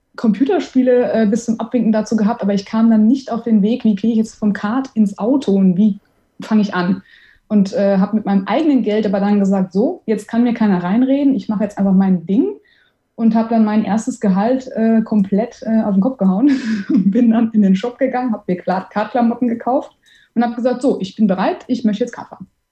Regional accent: Offenbach am Main, Hesse, Germany; also born or lived in Heidelberg; now in Frankfurt, Germany; Also ich bin gebürtige Offenbacherin

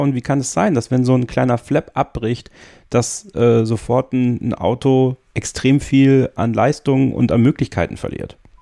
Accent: Sankt Vith, Wallonia, Belgium; Bin ja in St. Vitt geboren, das ist ungefähr in der Nähe von Spa-Francorchamps

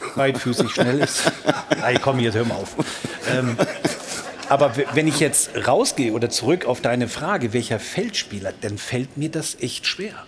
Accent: Ruhr area, North Rhine-Westphalia, Germany; now in Bavaria, Germany; Ich bin aus dem Port, aber seit 24 Jahren in Bayern

